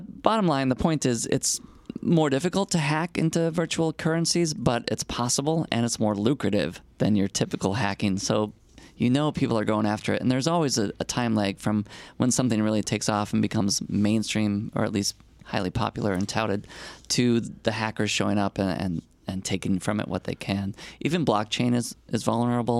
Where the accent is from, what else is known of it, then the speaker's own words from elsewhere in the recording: Chicago, Illinois, United States; my hometown of Chicago.